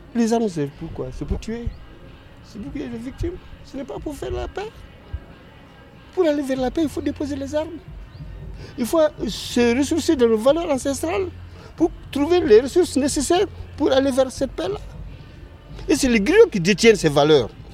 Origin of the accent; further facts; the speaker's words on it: Mali; chez nous au Mali